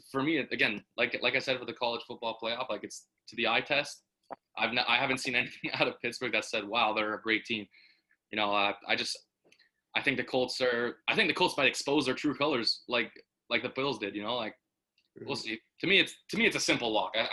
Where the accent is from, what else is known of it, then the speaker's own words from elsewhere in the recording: Canada; We're from Canada. We know about this guy